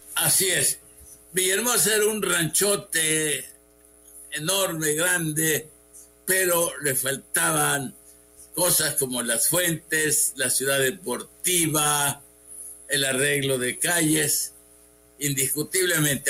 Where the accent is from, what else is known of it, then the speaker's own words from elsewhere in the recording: Huimanguillo, Tabasco, Mexico; also born or lived in Mexico City; now in Villahermosa, Mexico; Yo tengo 35 años de vivir en esta ciudad. Nací en Huibanguillo